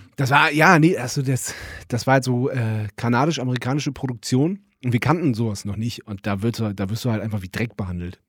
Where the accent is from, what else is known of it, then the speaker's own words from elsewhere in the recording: Germany; ich bin ja Biefke, ähm, ich bin ja Deutscher